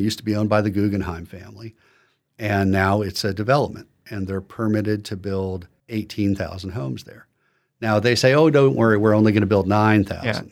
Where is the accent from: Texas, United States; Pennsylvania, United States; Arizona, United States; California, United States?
Pennsylvania, United States; Philadelphia; moved away; I'm from Philadelphia